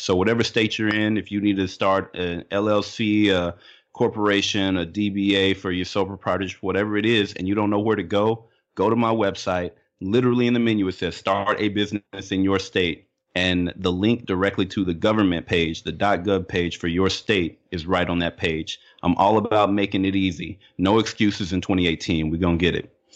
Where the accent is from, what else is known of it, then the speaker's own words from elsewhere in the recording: Little Rock, Arkansas, United States; moved away; also born or lived in Midwest / California; where I grew up down in Little Rock